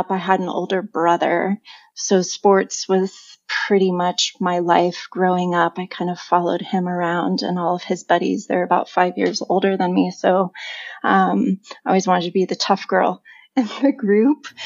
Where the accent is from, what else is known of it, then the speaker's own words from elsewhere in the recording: California, United States; also born or lived in Chico / San Diego; Originally, I, I grew up in California. I was born in Northern California in a small town called Chico, but my family moved a lot.